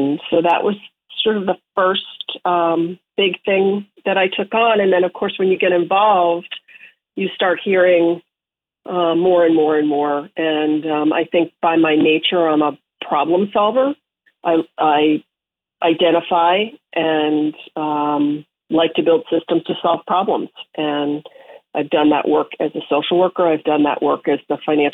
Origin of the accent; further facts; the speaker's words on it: Connecticut, United States; also born or lived in Vermont; now in Nantucket, United States; since I was a kid in my hometown in Connecticut